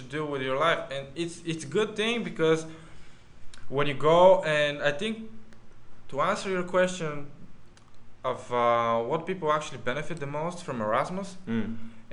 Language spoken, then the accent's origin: English; Bulgaria; we're just from Bulgaria